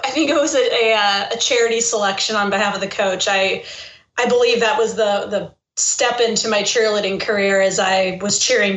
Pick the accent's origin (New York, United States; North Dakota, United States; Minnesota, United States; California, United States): California, United States; Northern; moved away as an adult; also born or lived in Detroit / Chicago; now in Bay Area, United States; growing up in Northern California, I was probably the only Spurs fan that they didn't know that they had.